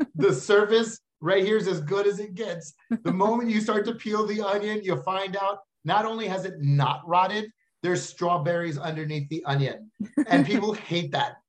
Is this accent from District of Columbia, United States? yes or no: no; Texas, United States; I'm from Texas